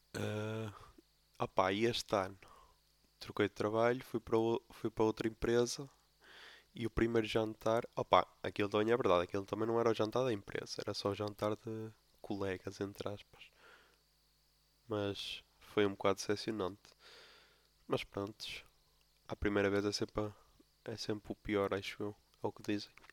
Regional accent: Póvoa de Lanhoso, Norte, Portugal; sou da Poba de Lanhoso

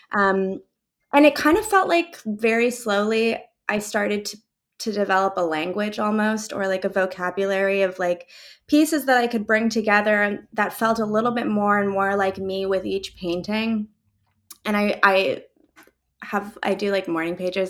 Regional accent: Calgary, Alberta, Canada; also born or lived in Mainz, Germany; now in Toronto, Canada; I grew up in Calgary, but we moved to a lot of different neighborhoods within that city

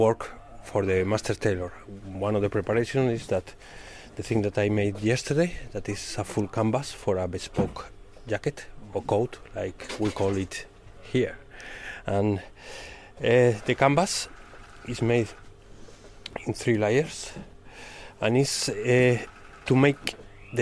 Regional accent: Spain; English is a second language; moved away as an adult; now in Hull, United Kingdom; I'm from Spain.

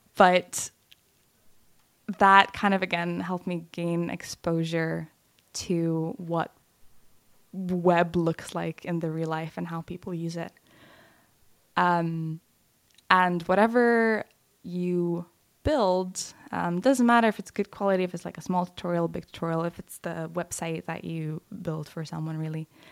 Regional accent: Lithuania; moved away; middle school and some of high school in Lithuania.

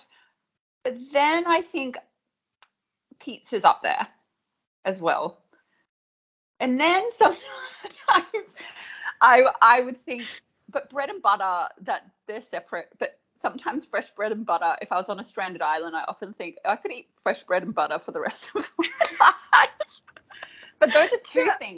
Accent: Australia; year 7 is the beginning of high school here in Australia

